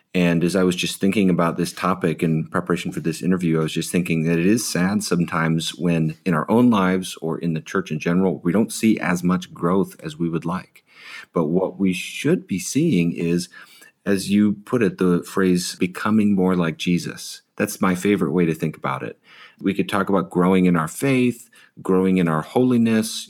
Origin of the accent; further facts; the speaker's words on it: Chicago, Illinois, United States; also born or lived in Sierra Madre, California; now in Ojai, United States; I grew up in the Chicago suburbs